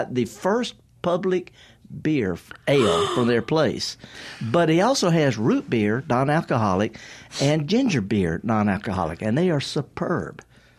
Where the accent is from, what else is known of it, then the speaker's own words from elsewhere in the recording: the Mississippi Delta, United States; I'm from the Delta. I'm so Delta. I flunked out of Moorhead. I flunked out of Mississippi Delta Junior. And I'm a retired college associate professor.